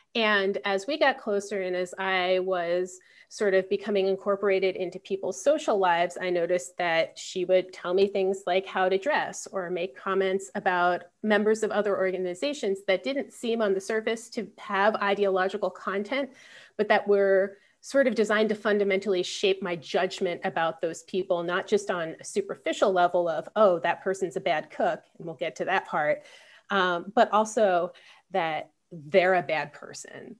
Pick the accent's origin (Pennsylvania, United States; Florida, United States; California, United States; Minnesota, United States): Pennsylvania, United States; Philadelphia; I'm from Philadelphia